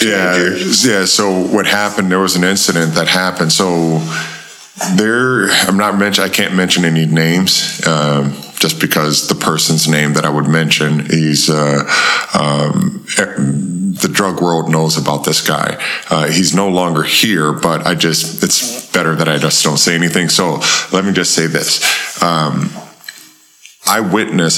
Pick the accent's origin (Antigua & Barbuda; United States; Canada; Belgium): United States; Buffalo, New York; we grew up on uh, Goodyear Avenue uh, in Buffalo, New York.